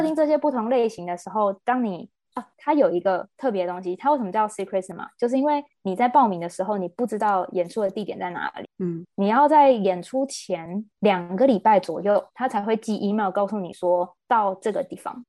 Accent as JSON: {"language": "Chinese", "country": "Taiwan", "also_born_or_lived": "United Kingdom", "said": "我们台湾人"}